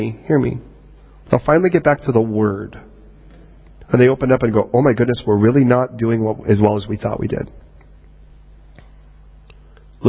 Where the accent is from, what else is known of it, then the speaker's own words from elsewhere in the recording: United States; moved away as an adult; now in United Kingdom; I don't view myself as American. I view myself now as Britannican